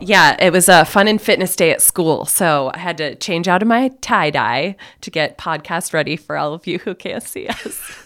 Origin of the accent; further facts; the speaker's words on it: Plattsburgh, New York, United States; moved away as an adult; also born or lived in Ithaca, New York / Ireland / Saint Thomas; now in Burlington, United States; I was born and raised in Plattsburgh